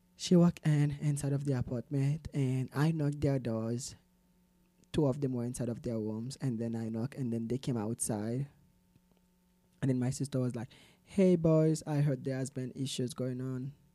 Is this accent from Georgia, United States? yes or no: no; Salt Lake City, Utah, United States; also born or lived in Haiti; now in Provo, United States; I was born in the beautiful Caribbean, Haiti. Mm. And I grew up here in Salt Lake City, Utah.